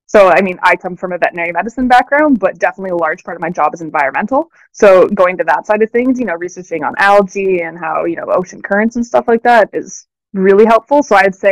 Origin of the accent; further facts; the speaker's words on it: Ontario, Canada; moved away as an adult; I come from Ontario